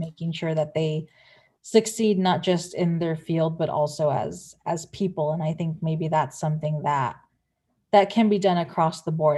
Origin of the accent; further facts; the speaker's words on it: San Pedro, California, United States; we have an Air Force base in my hometown in San Pedro